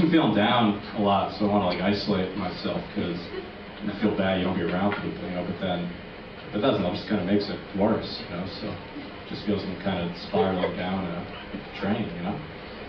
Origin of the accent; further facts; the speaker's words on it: New York City, New York, United States; I've struggled with depression a little bit, and I'm from New York City, so it's too rough a place to deal with that, you know?